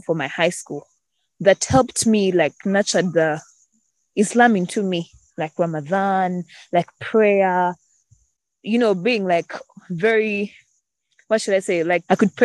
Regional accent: Uganda; I am from Uganda.

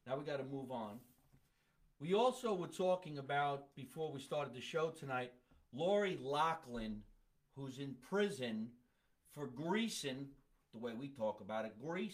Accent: New Jersey, United States; I'm from Jersey

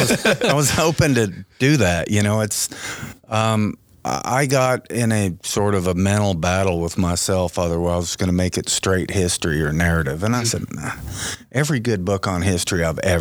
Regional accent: Southern Pines, North Carolina, United States; now in Sheridan, United States; I grew up in Southern Pines, North Carolina. And somehow, being a Southern kid that could ride horses just fit perfectly. You know, we hunted and fished

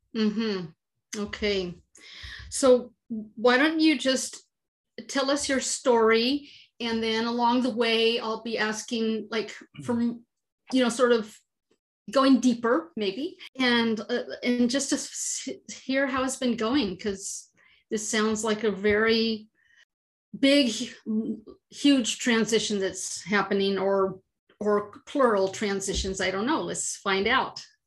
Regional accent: San Francisco Bay Area, California, United States; I'm I'm from the San Francisco Bay Area

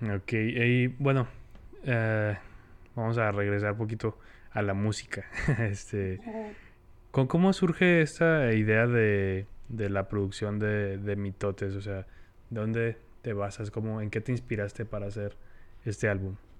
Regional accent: Chihuahua, Mexico; soy el peor chihuahuense del mundo

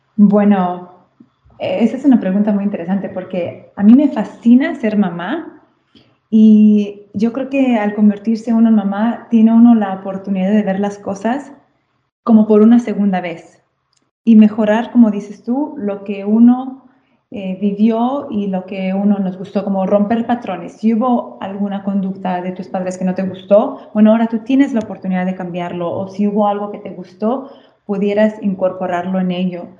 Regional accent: Guadalajara, Jalisco, Mexico; moved away as an adult; now in Castelli Romani, Italy; yo crecí en México

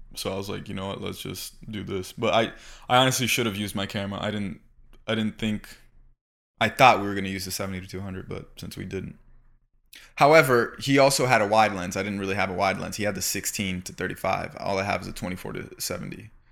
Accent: Florida, United States; moved away as an adult; now in Los Angeles, United States; I was raised in Florida

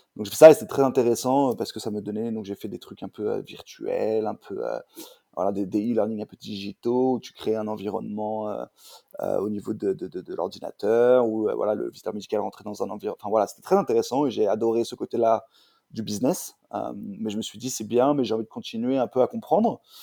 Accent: Paris, Île-de-France, France; also born or lived in Orléans; je viens de Paris. Euh, je suis né à Orléans, mais j'ai bougé à Paris, à l'âge

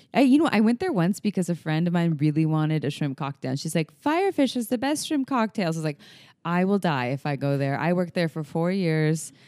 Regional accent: Santa Cruz, California, United States; She moved to Santa Cruz, my hometown.

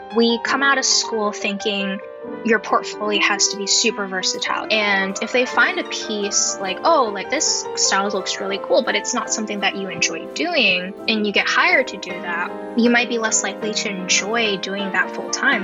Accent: Bay Area, California, United States; I grew up in the Bay Area

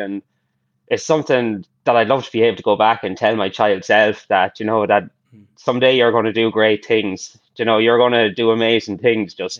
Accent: Ireland; growing up in Ireland

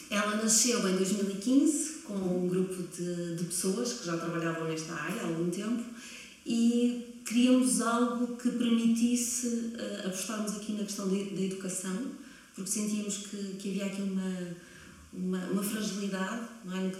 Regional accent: Coimbra, Centro, Portugal; also born or lived in Berlin; eu nasci em Coimbra e estudei aqui em Coimbra sempre.

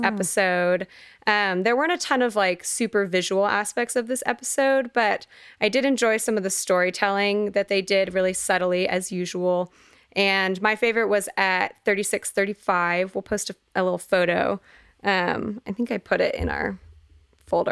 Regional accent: Texas, United States; we grew up in in Texas in football land

